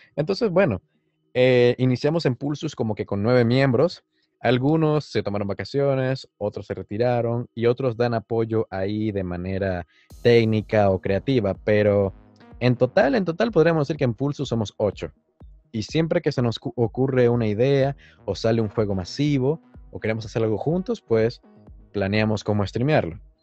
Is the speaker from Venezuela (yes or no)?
yes; Venezuela; la mayoría somos venezolanos